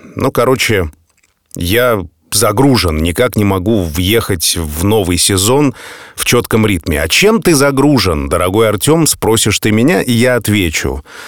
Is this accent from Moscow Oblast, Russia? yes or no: no; Saint Petersburg, Russia; нахожусь дома, нахожусь в родном городе